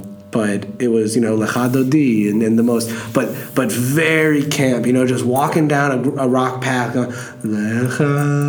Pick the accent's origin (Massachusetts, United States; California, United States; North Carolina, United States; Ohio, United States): Ohio, United States; also born or lived in South Florida; now in Florida, United States; I'm from South Florida. Ohio originally, I have to say.